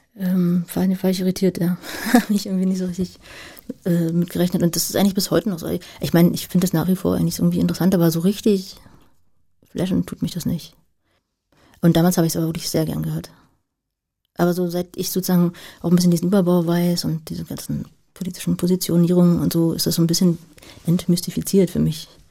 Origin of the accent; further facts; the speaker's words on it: Berlin, Germany; also born or lived in Marzahn, Berlin; ich in Lichtenberg groß geworden, habe ich in Marzahn gelebt